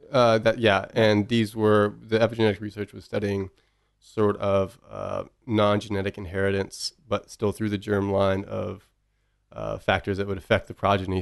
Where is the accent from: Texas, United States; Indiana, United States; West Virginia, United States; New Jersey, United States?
Texas, United States; Bryan; We grew up in Bryan